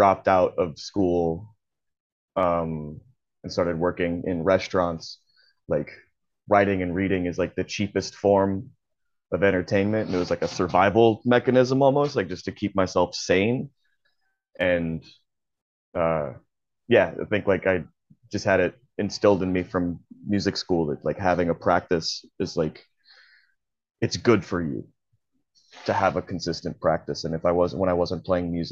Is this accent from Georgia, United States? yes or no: yes; Georgia, United States; also born or lived in Texas / California; did most of my like early childhood and early teens in Georgia.